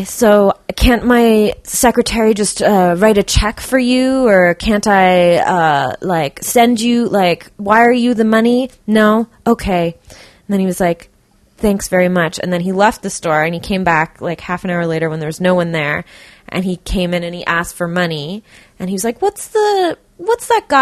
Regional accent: Burnaby, British Columbia, Canada; I grew up in Burnaby also

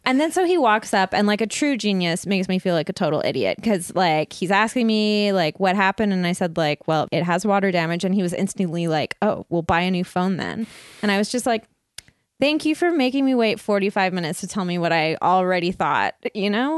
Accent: Burnaby, British Columbia, Canada; I grew up in Burnaby

